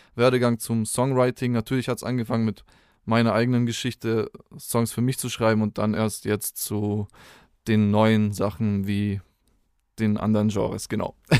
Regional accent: Spaichingen, Baden-Württemberg, Germany; also born or lived in Rottweil; Ursprünglich bin ich aus Speiching. Das ist ein kleiner Ort so, zwischen Stuttgart und Bodensee kann man es irgendwo so einordnen.

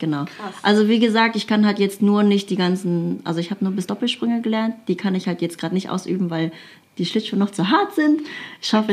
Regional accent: Krefeld, North Rhine-Westphalia, Germany; irgendwann bin ich äh, in so einem Jugendzentrum gelandet bei uns in Krefeld

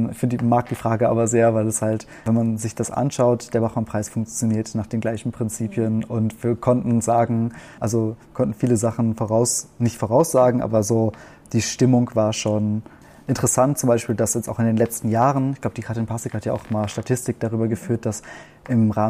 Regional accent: Warstein, North Rhine-Westphalia, Germany; accent: German; moved away as an adult; now in Austria; Also ich habe viel Verbindung zu meiner Heimatstadt

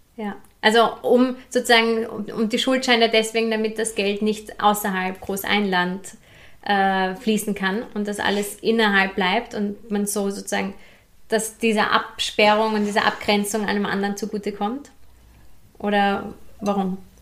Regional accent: Hinterbrühl, Lower Austria, Austria; ich komme ja auch aus der Hinterpol

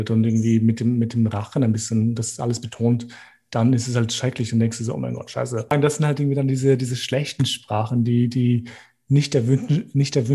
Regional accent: Gjakova, Gjakova District, Kosovo; Deswegen freue ich mich, wie Leute das fragen, weil ich sage, hey, ich bin aus Kosovo, aus Jakova

